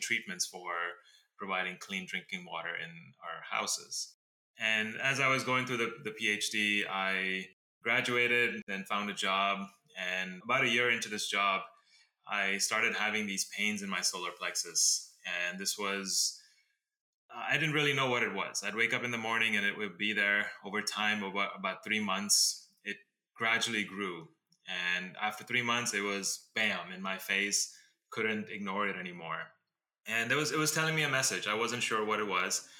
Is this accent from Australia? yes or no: no; Dubai, United Arab Emirates; now in Los Angeles, United States; I am currently in LA, but I was born and brought up in Dubai in the Middle East, and then I moved to America about 2001.